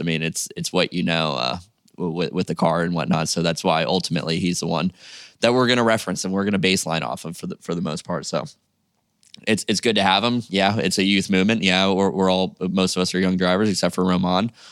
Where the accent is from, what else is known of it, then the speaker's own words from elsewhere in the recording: Jupiter, Florida, United States; I'm from Jupiter, Florida, which is about two, three hours away, car drive.